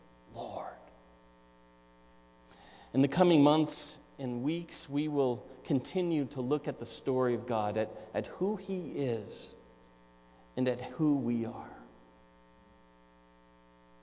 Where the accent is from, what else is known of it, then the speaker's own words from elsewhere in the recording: Newport Beach, California, United States; moved away; also born or lived in Aspen, Colorado; I was raised in Southern California, in Newport Beach, for the most part, a couple years in high school in Aspen, Colorado.